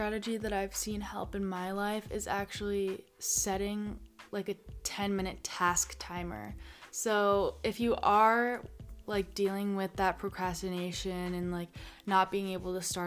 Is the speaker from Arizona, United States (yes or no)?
yes; Arizona, United States; growing up in Arizona my whole life